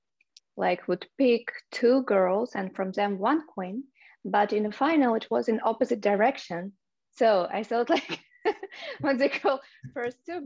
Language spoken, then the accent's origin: English; Minsk, Belarus; English is a second language; moved away as an adult; now in United States; Originally, I'm from Belarus. I were born in Minsk. It's the capital of Belarus. And I moved to US about 3-4 years ago.